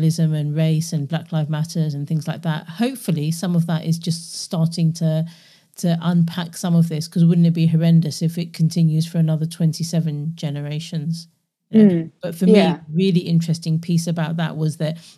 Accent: London, United Kingdom; growing up in London at that time.

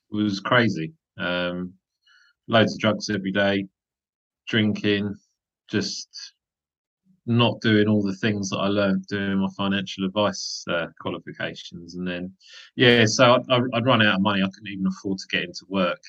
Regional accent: London, United Kingdom; also born or lived in Nottingham; I was born and raised in Wimbledon in southwest London

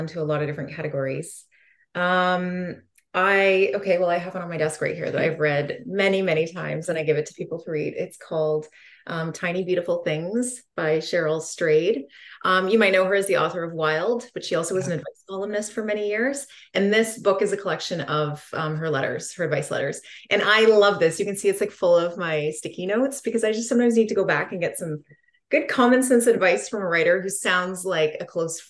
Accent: Dorset, Ontario, Canada; also born or lived in Toronto; now in southwestern Ontario, Canada; I was born in Dorset, Ontario, which is up in Muskoka. It's considered Ontario's cottage country.

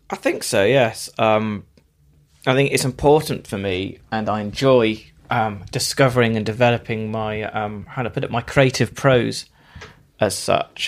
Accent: Bristol, South West England, United Kingdom; I'm from North Somerset, uh, Bristol originally

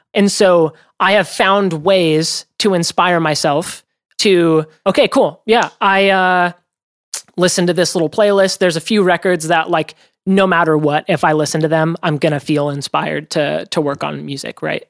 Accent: Oregon, United States; I grew up in Oregon

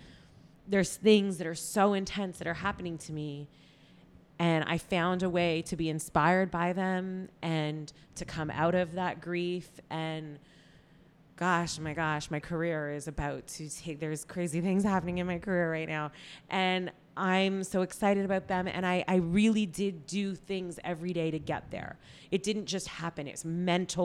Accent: Toronto, Ontario, Canada; moved away as an adult; now in Los Angeles, United States; I love Toronto. I have mad love for my hometown.

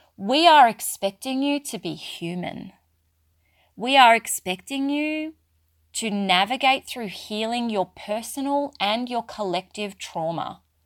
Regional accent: Australia; accent: Australian; I'm very clearly Australian, if you haven't picked that up from my accent, and yes, I do live in Australia

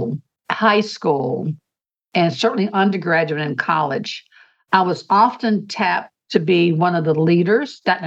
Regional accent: United States; as an American

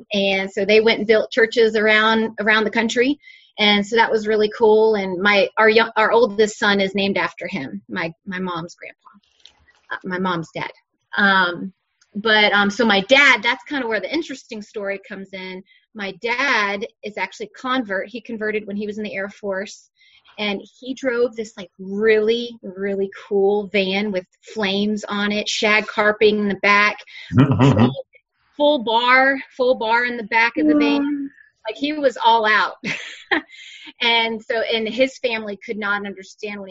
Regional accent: Blythewood, South Carolina, United States; accent: Southern; also born or lived in Irmo, South Carolina; I'm from Blythewood, South Carolina, which is about 45 minutes from where we live now. My family has been in Blythewood since like the 1700s

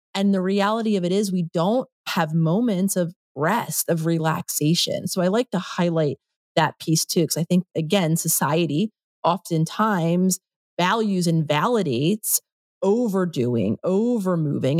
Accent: Philadelphia, Pennsylvania, United States; moved away as an adult; also born or lived in New York; I grew up in Philadelphia, I lived in New York for a decade

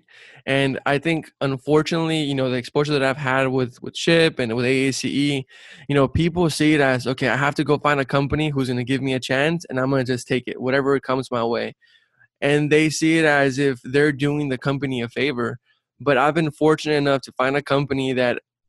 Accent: Brownsville, Texas, United States; I'm originally from South Texas, from Brownsville, Texas. Raised by a single mom. I grew up very humble beginnings

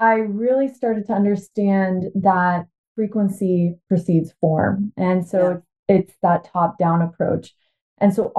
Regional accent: Washington, United States; also born or lived in Bulgaria; I was born actually in Bulgaria, and my family immigrated to the U.S. when I was 5. So I've lived in Washington State basically my whole life

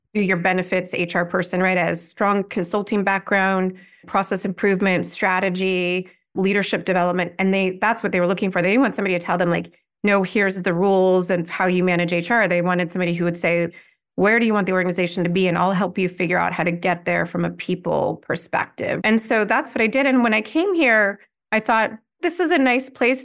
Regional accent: California, United States; moved away; also born or lived in Washington, D.C.; I grew up in California

